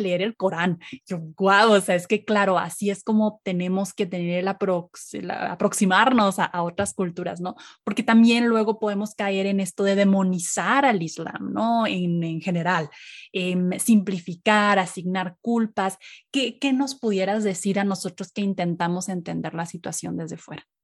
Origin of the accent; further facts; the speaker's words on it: Mexico; nosotros como mexicanos